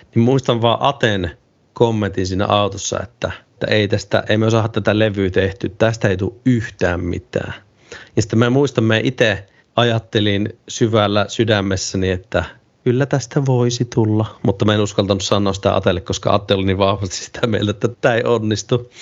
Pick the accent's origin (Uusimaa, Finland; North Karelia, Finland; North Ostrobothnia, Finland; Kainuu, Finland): North Karelia, Finland; Ilomantsi; mä oon Ilomantsista Itä-Suomesta kotoisin